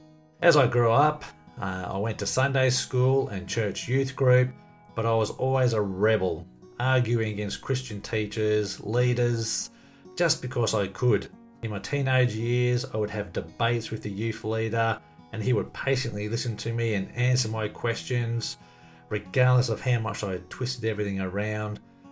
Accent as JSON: {"language": "English", "town": "Melbourne", "region": "Victoria", "country": "Australia", "tie": "born there", "said": "I was born in Melbourne, Australia in 1966."}